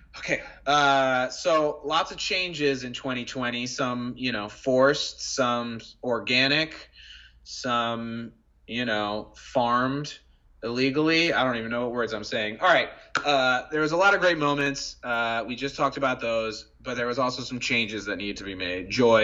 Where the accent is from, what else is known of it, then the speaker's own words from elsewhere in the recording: United States; growing up in America